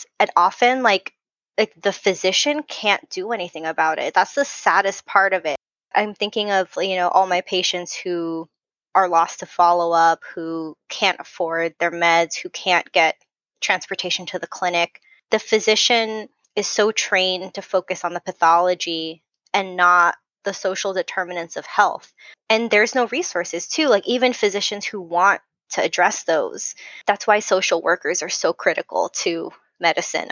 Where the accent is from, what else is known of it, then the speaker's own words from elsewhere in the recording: Southern California, United States; accent: SoCal; I'm from SoCal, so my real SoCal voice is, I mean, I'll say like more times than you can count